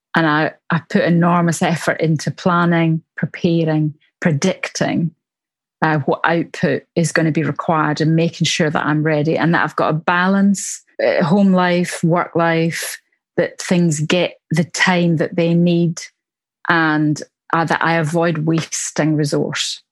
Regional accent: Glasgow, Scotland, United Kingdom; accent: Glasgow; now in Surrey, United Kingdom; I live in Surrey, just south of London in England, um, but my accent is from Glasgow in Scotland, where I was born.

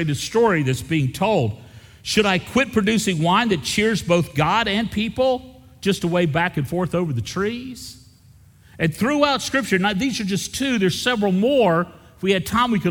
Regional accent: the South, United States; I grew up in the South in a family that was more concerned about our reputation than our devotion

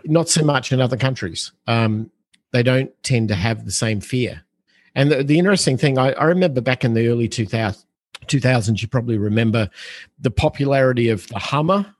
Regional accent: Australia; growing up in Australia, like we had, we're an island on the other side of the planet.

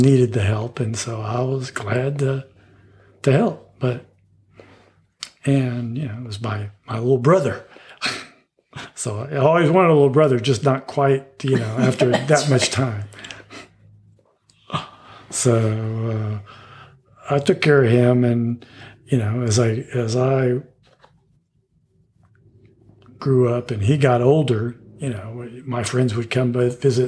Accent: Houston, Texas, United States; moved away as an adult; also born or lived in Pueblo, Colorado / Denver, Colorado; I grew up in Houston, Texas, in Linkwood.

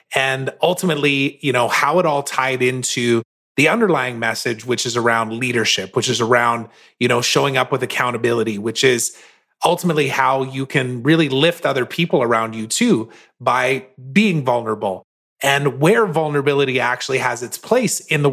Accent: Saskatoon, Saskatchewan, Canada; in Saskatoon, Saskatchewan, which is my hometown

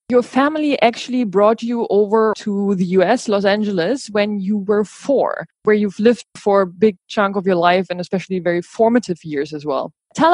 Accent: Berlin, Germany; now in Goa, India; Berlin is my hometown.

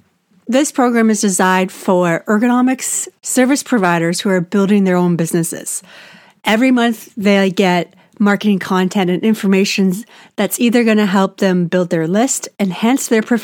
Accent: Canada; I'm Canadian

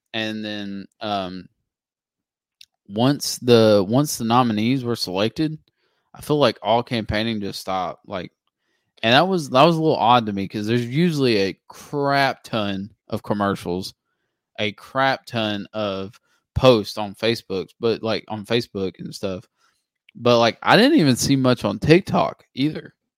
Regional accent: United States; as an American

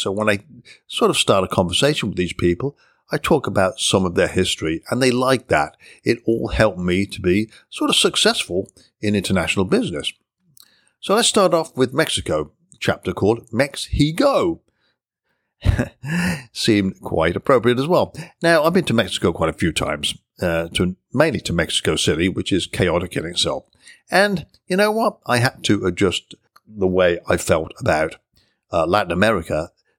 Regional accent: England, United Kingdom; now in United States; I was born and raised in England, although I've been living in the United States for many, many years now. So my accent is pretty much diluted

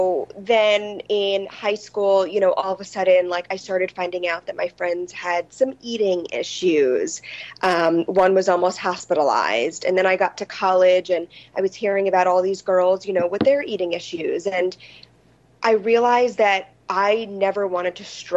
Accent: New York City, New York, United States; I grew up on the Upper East Side of Manhattan in a small apartment.

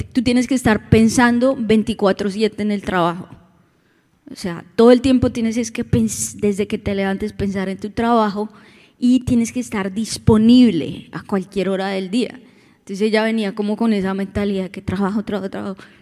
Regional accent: Bogotá, Colombia; now in Orlando, United States; venimos de Bogotá también

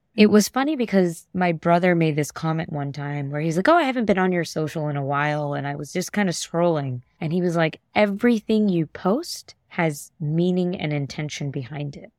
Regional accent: New York City, New York, United States; I love being a native New Yorker, born and brought up in Queens, New York.

